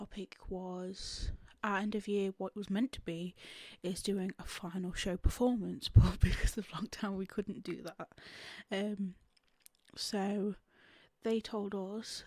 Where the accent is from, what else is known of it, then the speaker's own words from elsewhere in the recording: England, United Kingdom; I'm from England